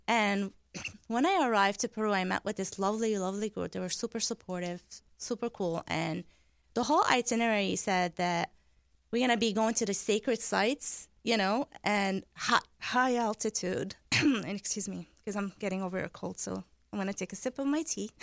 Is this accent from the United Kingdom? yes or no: no; Deir al-Qamar, Mount Lebanon, Lebanon; I was born in 1981 in Deir al-Amar. Deir al-Amar means Monastery of the Moon in Lebanon